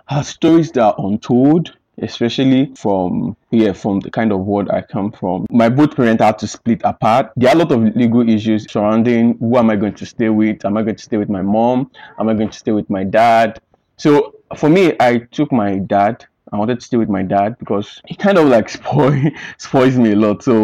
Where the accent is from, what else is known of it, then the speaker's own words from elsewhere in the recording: Ekiti, Nigeria; moved away as an adult; now in Lagos, Nigeria; I grew up in Ekiti State in Nigeria. Presently, I'm in Lagos due to work